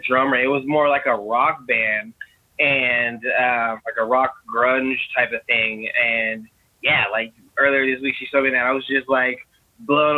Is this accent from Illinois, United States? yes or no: no; Long Beach, California, United States; moved away; also born or lived in Oregon; I grew up in Long Beach, California, and we grew up across the street from this youth group place